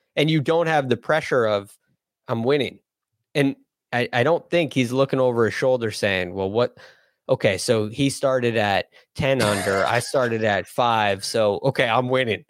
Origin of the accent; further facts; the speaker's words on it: United States; being an American